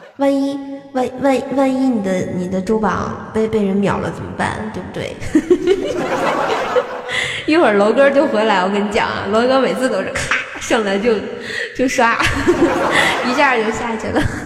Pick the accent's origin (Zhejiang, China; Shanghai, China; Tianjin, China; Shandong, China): Tianjin, China; 我没有暴露我是个天津人儿